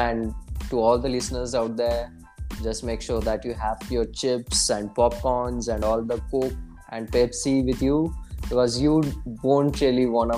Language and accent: English; India; being Indian